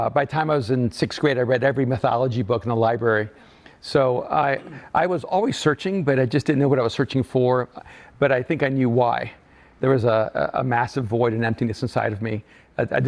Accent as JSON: {"language": "English", "country": "El Salvador", "moved": "yes", "said": "I'm an immigrant from El Salvador"}